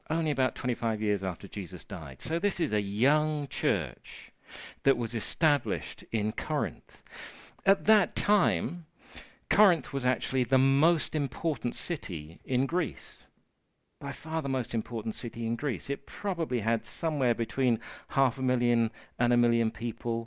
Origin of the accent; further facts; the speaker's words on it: United Kingdom; as British, we have a huge amount of respect for the elderly and the disabled